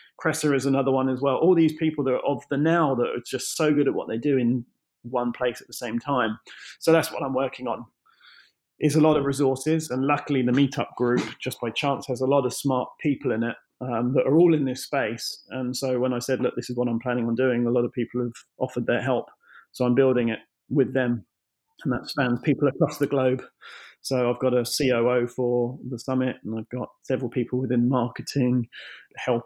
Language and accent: English; United Kingdom; I'm British